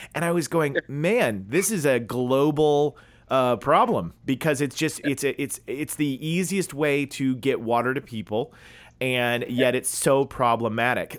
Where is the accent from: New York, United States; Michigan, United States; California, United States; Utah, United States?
California, United States; accent: American, California; my American accent, you know, my my California, you know, speaking in English